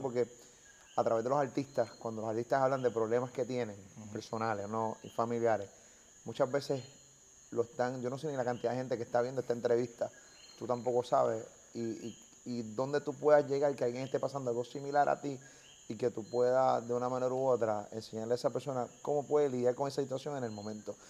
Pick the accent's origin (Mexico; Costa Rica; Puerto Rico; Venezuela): Puerto Rico; Carolina; soy de los pendejos de Carolina